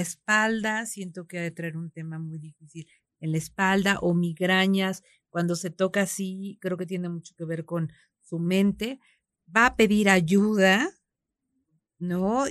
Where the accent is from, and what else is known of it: Mexico